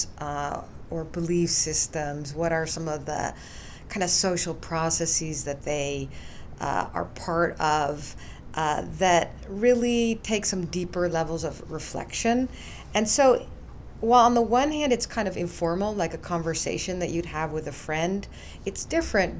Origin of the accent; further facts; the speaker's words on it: Netherlands; moved away; also born or lived in United States; I was born in the US, but I grew up in the Netherlands.